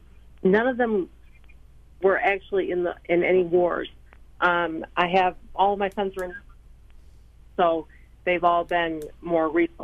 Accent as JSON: {"language": "English", "town": "Justin", "region": "Texas", "country": "United States", "said": "I'm from Justin, Texas"}